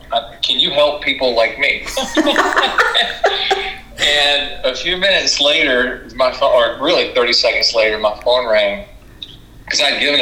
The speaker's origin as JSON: {"language": "English", "town": "Jacksonville", "region": "Florida", "country": "United States", "tie": "born or raised there", "said": "I grew up in Jacksonville, Florida"}